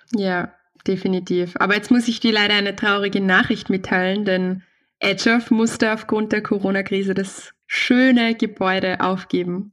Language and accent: German; Austria; also born or lived in Vienna; bei uns in Österreich ist es so, es gibt, wir sind ein sehr kleines Land